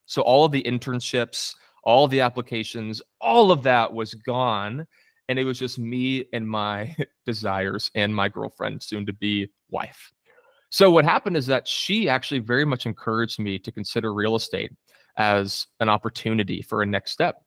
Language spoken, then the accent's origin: English; Coppell, Texas, United States; I grew up specifically in Coppell, Texas